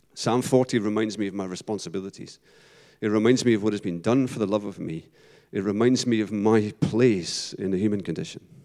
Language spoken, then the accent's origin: English; Paisley, Scotland, United Kingdom; I was from Paisley in Scotland